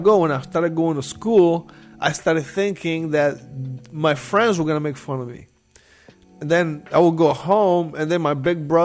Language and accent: English; Nicaragua; moved away; I'm from Nicaragua. It's a third world country